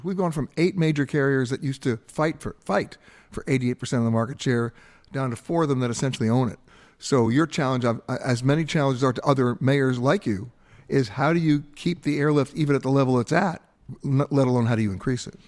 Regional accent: Long Island, New York, United States; I was growing up on the East Coast in Long Island on the Great South Bay

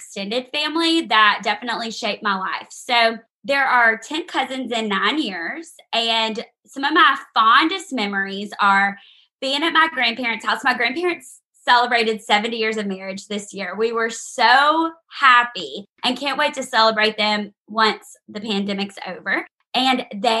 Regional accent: Alexandria, Louisiana, United States; moved away as an adult; now in Auburn, United States; I'm from Louisiana. I grew up in Alexandria, Louisiana

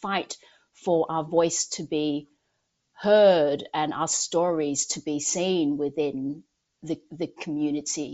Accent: Australia; growing up in Australia

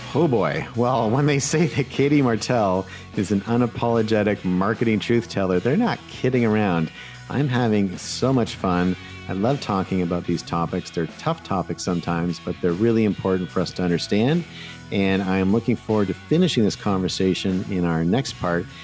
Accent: Canada; moved away; I'm originally a Canadian

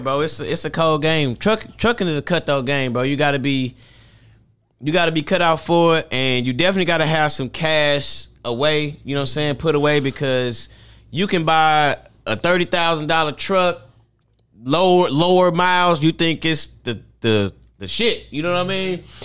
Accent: St. Louis, Missouri, United States; I'm from Saint Louis, Missouri

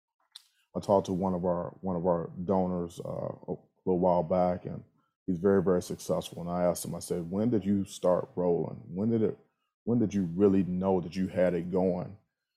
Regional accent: Ohio, United States; I'm from Ohio.

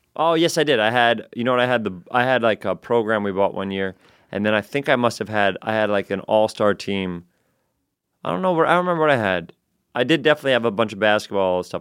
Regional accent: New York City, New York, United States; also born or lived in Edgemont, Westchester, New York; I was eleven years old when I moved from the Bronx to Westchester

